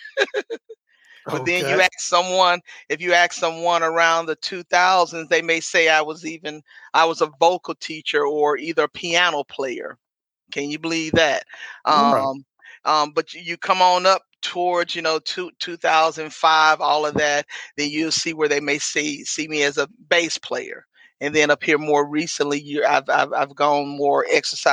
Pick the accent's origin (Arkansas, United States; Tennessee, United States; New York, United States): Tennessee, United States; Memphis; moved away as an adult; now in Chicago, United States; was born and raised Memphis, Tennessee